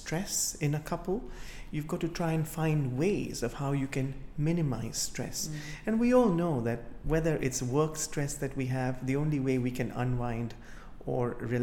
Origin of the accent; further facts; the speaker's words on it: Kenya; now in United Kingdom; I come from Africa myself, from Kenya, and for many years, whilst I have grown up as a child